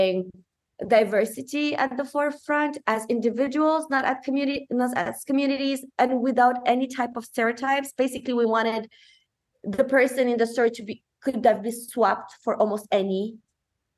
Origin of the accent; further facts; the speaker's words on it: Morocco; also born or lived in Romania; now in Niagara region, Canada; I'm half Moroccan, half Romanian, mm-hmm. and I grew up in Morocco